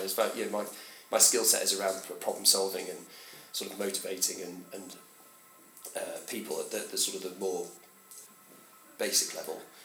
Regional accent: Chester, North West England, United Kingdom; I grew up in Chester.

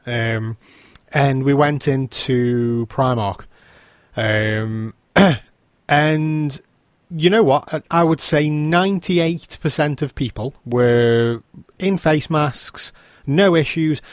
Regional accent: England, United Kingdom

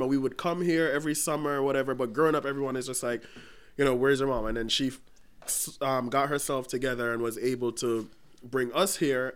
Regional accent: Jamaica; moved away; I grew up in Jamaica.

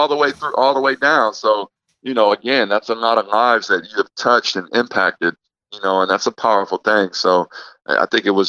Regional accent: Midwest, United States; And growing up in the Midwest, you know, it's diverse to a point

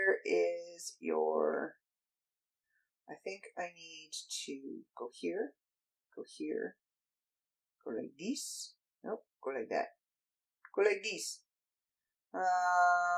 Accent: Canada; I am a Canadian.

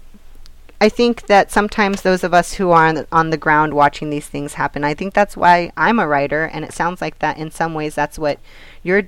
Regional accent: Hollister, California, United States; my hometown, Hollister, in San Benito

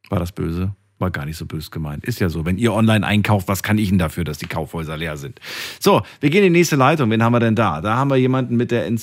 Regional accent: Albania; weil sie ist äh, Albanerin, ich bin Albaner.

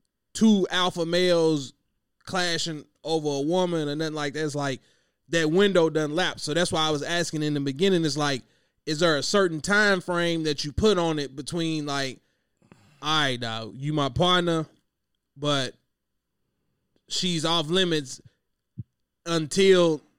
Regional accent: Kentucky, United States; I'm from Kentucky

